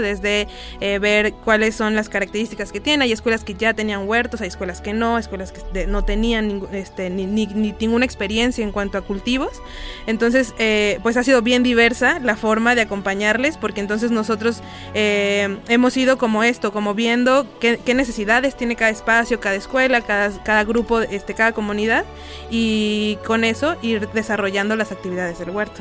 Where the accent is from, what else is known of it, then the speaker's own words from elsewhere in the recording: San Andrés Tuxtla, Veracruz, Mexico; now in Xalapa, Mexico; originario de San Andrés Tuxtla, Veracruz, pero ya tengo aquí en Jalapa, en esta zona, como 15 años